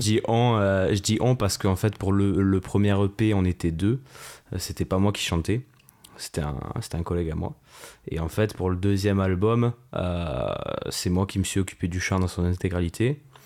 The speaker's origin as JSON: {"language": "French", "town": "Marseille", "region": "Provence-Alpes-Côte d'Azur", "country": "France", "moved": "yes", "lives_now": "Toulon, France", "said": "je viens, de, je de Marseille à la base et maintenant, maintenant je suis toulonnais"}